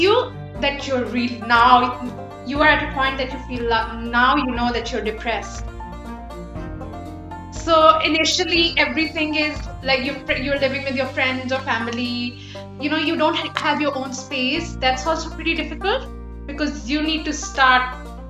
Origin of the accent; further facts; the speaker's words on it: Lahore, Punjab, Pakistan; English is a second language; moved away as an adult; also born or lived in United Kingdom; now in Canada; we were a colony and even though my first language isn't English